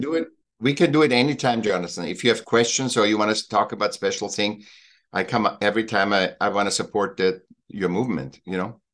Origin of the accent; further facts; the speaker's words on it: Austria; now in Laguna Beach, United States; I miss Austria and Switzerland. I'm from Austria